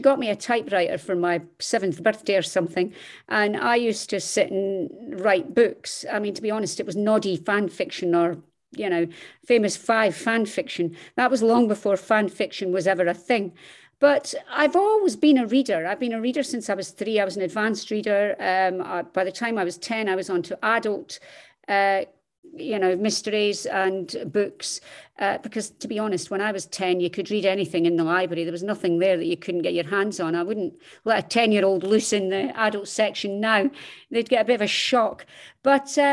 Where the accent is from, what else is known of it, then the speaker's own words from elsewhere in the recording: Scotland, United Kingdom; accent: Scottish; also born or lived in Dundee, Scotland; As you can tell from my accent, I am Scottish